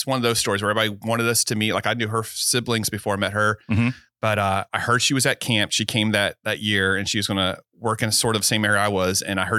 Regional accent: Georgia, United States; now in Florida, United States; And I'm not originally from Florida. I'm from like Savannah, Decatur, kind of where I was born. Okay. Lived all over Georgia and most of the East Coast.

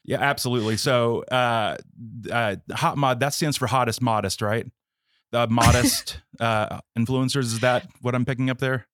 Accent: West Palm Beach, Florida, United States; I grew up in the West Palm Beach area

